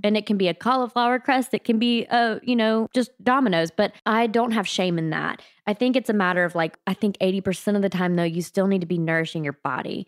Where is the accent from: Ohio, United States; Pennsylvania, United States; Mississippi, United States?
Mississippi, United States; South; I grew up in South Mississippi